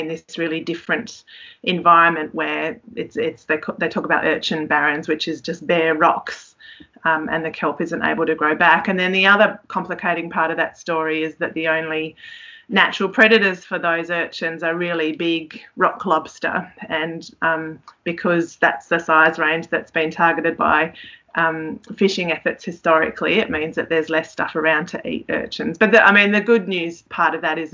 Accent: Tasmania, Australia; I grew up in Tassie

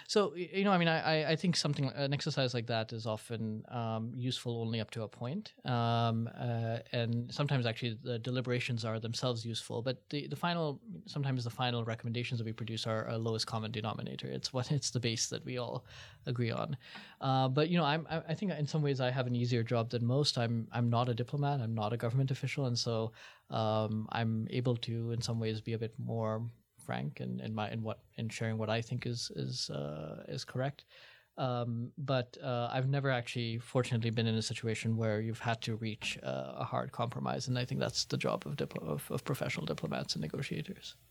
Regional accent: India; moved away; I was from India

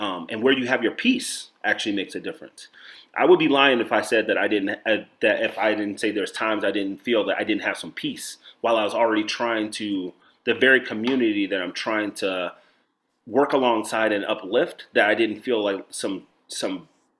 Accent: Chicago, Illinois, United States; also born or lived in Nebraska / New York; since I'm from Chicago to New York, or Chicago to Nebraska to New York

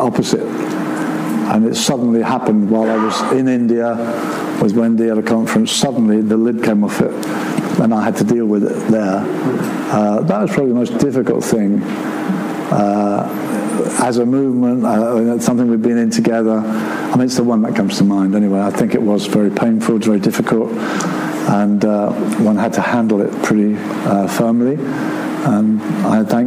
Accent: Brighton, South East England, United Kingdom; now in Seaford, United Kingdom; I'm living at Seaford, I was raised in Brighton

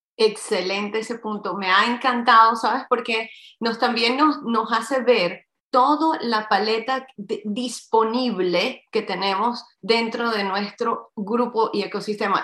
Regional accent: Havana, Cuba; Yo nací en La Habana, Cuba, soy hija cubana y de padre chileno

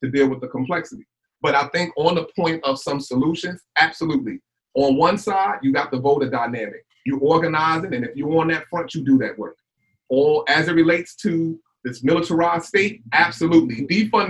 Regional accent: North Irvington, Paterson, New Jersey, United States; growing up in North Irvington, Patterson

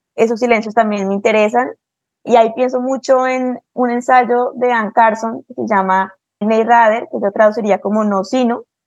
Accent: Bogotá, Colombia; yo soy de Bogotá y crecí rodeada de los Andes

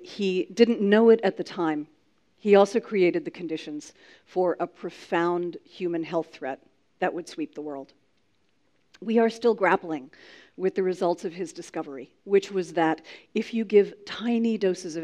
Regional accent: Atlanta, Georgia, United States; I come from Atlanta

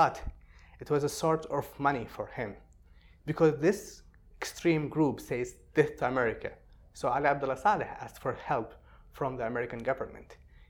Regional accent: Sana'a, Amanat Al Asimah, Yemen; No, I'm from Sana'a. I'm from the north.

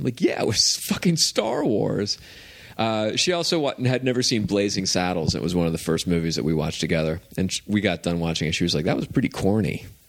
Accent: small town Pennsylvania, United States; because I was from Pennsylvania, small town Pennsylvania.

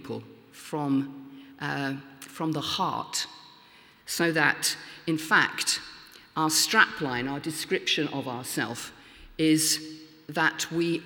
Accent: Lincoln, East Midlands, United Kingdom; in my hometown of Lincoln now

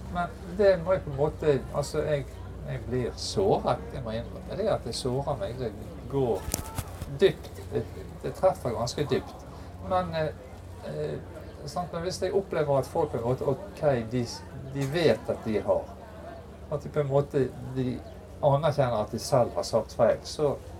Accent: Bergen, Vestland, Norway; jeg er fra Bergen, så leste mye Bergens Tidende

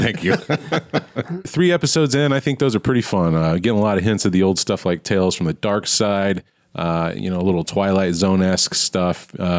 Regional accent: United States; It's tough being an American.

